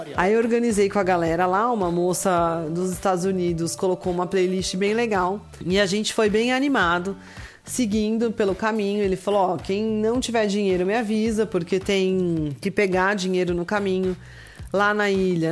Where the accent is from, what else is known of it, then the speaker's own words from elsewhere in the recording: Brazil; a gente é brasileiro